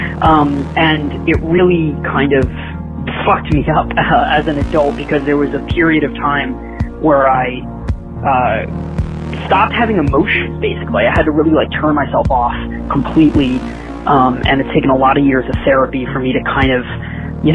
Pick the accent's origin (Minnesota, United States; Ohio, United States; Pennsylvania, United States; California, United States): California, United States; Los Angeles; I'm in L.A. I was raised in the Valley, actually, 818 baby